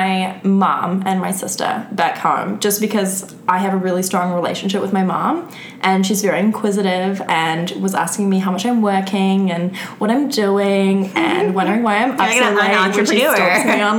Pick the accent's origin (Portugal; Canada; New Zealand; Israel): New Zealand; moved away; New Zealand. And I only started dancing once I left New Zealand.